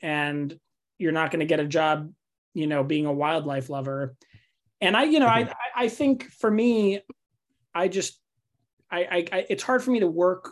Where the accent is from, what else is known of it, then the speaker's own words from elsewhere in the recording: New York City, New York, United States; moved away; also born or lived in Davis; I grew up in Staten Island, New York, which is the forgotten borough of New York City